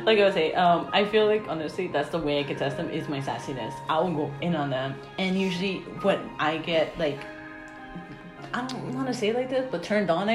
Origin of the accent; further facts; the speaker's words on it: Peru; I'm Peruvian. I don't know.